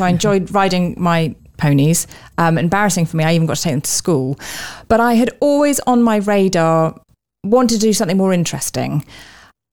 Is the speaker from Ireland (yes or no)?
no; London, United Kingdom; I grew up also in London